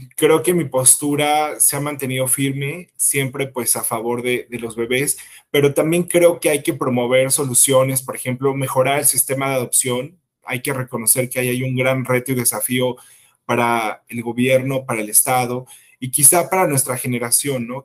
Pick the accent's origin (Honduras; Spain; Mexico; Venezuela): Mexico; yo soy un ciudadano mexicano